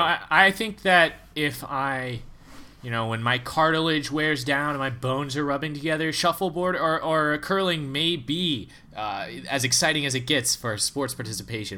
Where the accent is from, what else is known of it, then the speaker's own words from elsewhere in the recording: United States; as an American